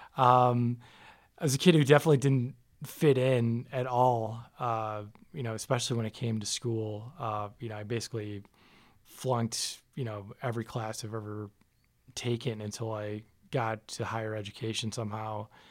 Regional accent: Farmington Hills, Michigan, United States; moved away as an adult; now in Las Vegas, United States; So I grew up in Michigan, uh, a city called Farmington Hills, which is a suburb of Detroit, and lived there pretty much my whole life

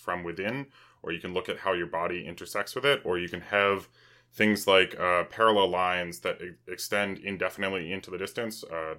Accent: New Boston, New Hampshire, United States; I grew up in New Boston, New Hampshire.

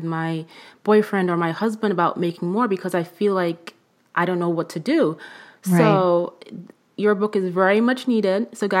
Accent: Nigeria; because I come from a somewhat traditional, you know, culture. I'm originally from Nigeria.

